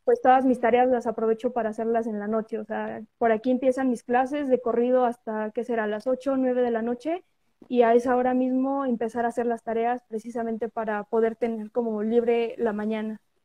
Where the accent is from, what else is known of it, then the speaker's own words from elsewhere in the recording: a municipality of Puebla state, Mexico; yo soy foránea, o sea, no soy de Puebla capital, soy de, de un municipio del estado de Puebla.